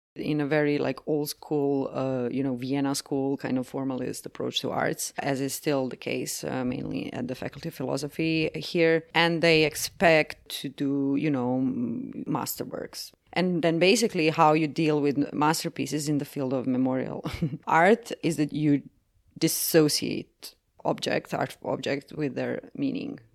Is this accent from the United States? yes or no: no; Croatia; I'm from Croatia, which is part of Yugoslavia.